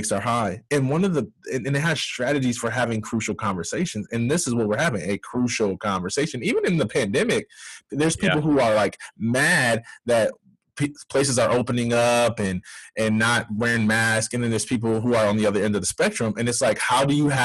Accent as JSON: {"language": "English", "area": "near Grass Lake", "region": "Michigan", "country": "United States", "tie": "born or raised there", "said": "a neighboring town called Grass Lake, which is about 15, 20 minutes from my hometown"}